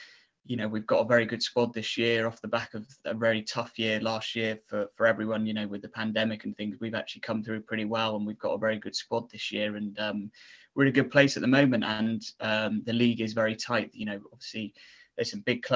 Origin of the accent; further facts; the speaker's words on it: Torquay, South West England, United Kingdom; born in Torbay